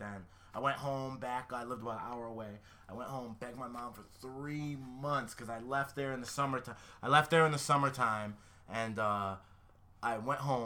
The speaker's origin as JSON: {"language": "English", "region": "Connecticut", "country": "United States", "moved": "yes", "said": "I'm from Connecticut"}